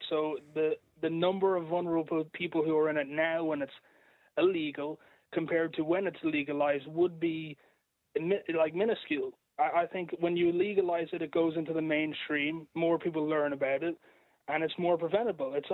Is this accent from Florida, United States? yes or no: yes; Florida, United States; accent: American; uh, Florida